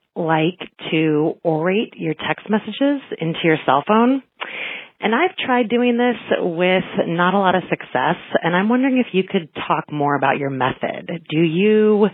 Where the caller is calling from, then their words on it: Watertown, Massachusetts, United States; I'm calling from Watertown, Massachusetts.